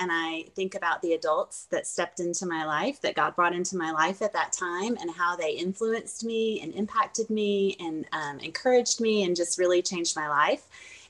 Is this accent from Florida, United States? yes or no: yes; Fort Walton Beach, Florida, United States; also born or lived in Germany; So I grew up all over, literally all over the world, because I lived in Germany too. So, okay. I graduated high school in Fort Walton Beach, Florida. So that's what I call home.